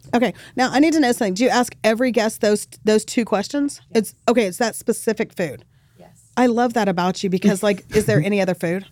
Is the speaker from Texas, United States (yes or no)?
yes; El Paso, Texas, United States; now in Dallas, United States; I grew up in El Paso. It's on the border.